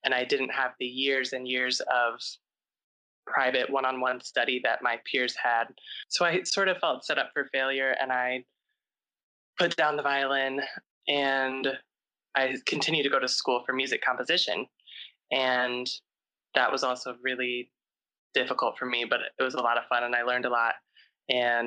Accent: St. Louis, Missouri, United States; moved away as an adult; also born or lived in Chicago; I grew up in St. Louis, Missouri, and then I moved to Chicago to start music school.

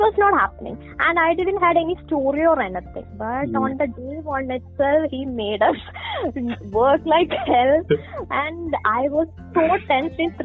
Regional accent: Kerala, India; I'm basically from Kerala

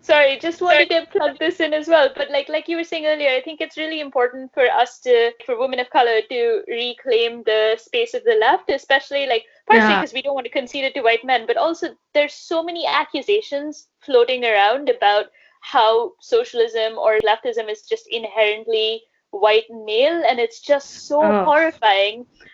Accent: India; moved away as an adult; also born or lived in United States / United Kingdom; now in London, United Kingdom; I'm working in London. I'm an Indian citizen.

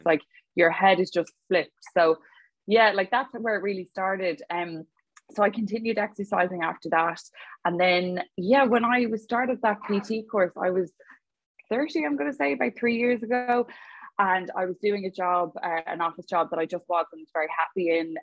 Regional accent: Dublin, Leinster, Ireland; now in Galway, Ireland; I'm from Dublin, Adrian. A lot of people assume that I'm from Galway, and I'm not. I'm a dub

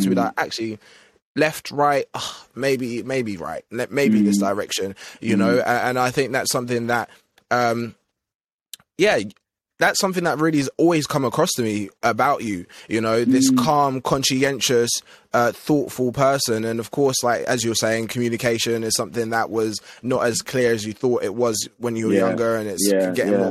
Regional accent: Essex, East of England, United Kingdom; we grew up in Essex

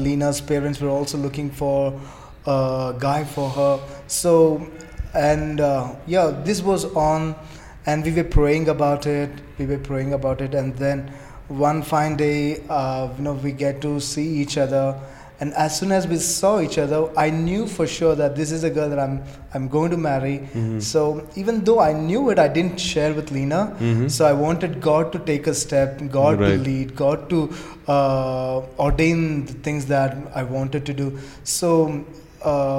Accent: Andhra Pradesh, India; I'm from Andhra.

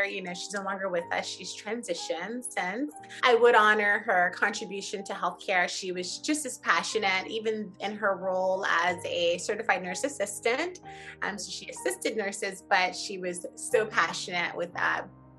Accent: Miami, Florida, United States; growing up in Miami, again, my parents, immigrants from Haiti.

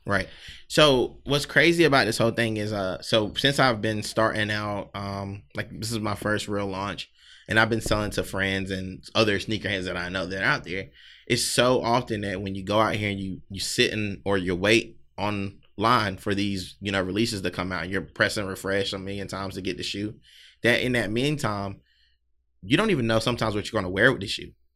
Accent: South Carolina, United States; now in Philadelphia, United States; I'm not originally from Philly. Um, definitely a Southern guy, Southern boy from South Carolina

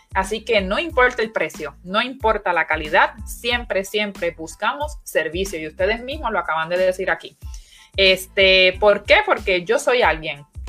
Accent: Puerto Rico; los puertorriqueños somos

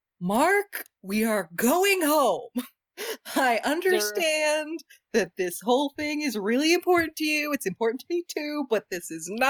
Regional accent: Canada; I'm Canadian.

